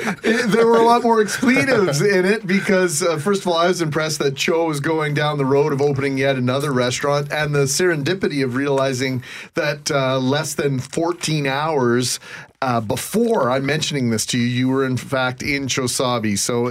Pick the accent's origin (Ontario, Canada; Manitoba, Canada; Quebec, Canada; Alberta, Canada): Manitoba, Canada; Winnipeg; I grew up in the West End.